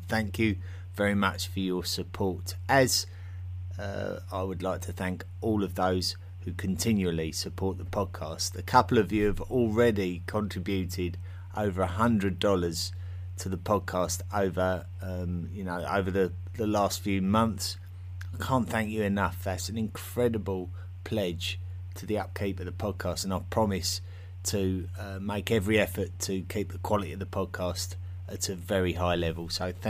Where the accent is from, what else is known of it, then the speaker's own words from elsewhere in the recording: East of England, United Kingdom; accent: Essex; My Essex accent is extremely vulgar in real life, and I didn't realise how vulgar it was until I started speaking to various English speakers around the world